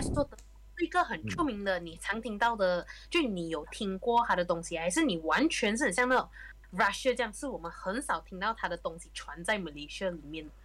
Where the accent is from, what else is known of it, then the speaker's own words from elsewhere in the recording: Malaysia; moved away as an adult; also born or lived in Germany; 他跟我们马来西亚从小的 education system 就已经有一点很大分别啊